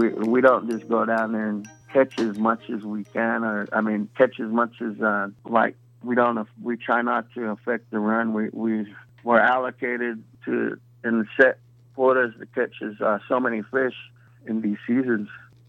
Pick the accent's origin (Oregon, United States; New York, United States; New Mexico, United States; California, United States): Oregon, United States; Columbia River, Warm Springs; We're from the Columbia River, Warm Springs, Wasco, and, you know, and the Yakimas